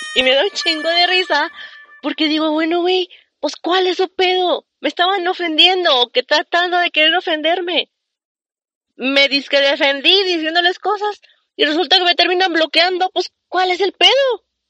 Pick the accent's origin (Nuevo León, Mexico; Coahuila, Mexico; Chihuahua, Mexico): Coahuila, Mexico; Saltillo; aquí en Saltillo, Coahuila, de donde yo soy